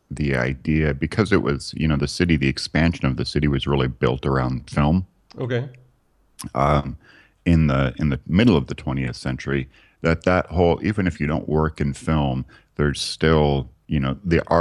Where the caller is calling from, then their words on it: Los Angeles, California, United States; Yeah, I'm calling from Los.